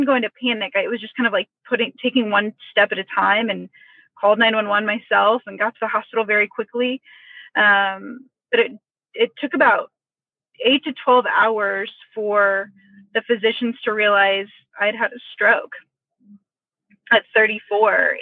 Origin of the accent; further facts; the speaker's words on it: Indianapolis, Indiana, United States; I'm born and raised in Indianapolis to an awesome, incredible, close family.